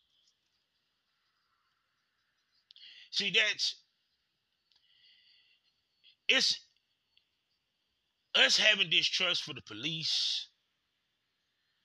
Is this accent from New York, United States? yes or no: no; Durham, North Carolina, United States; I'm just from Durham.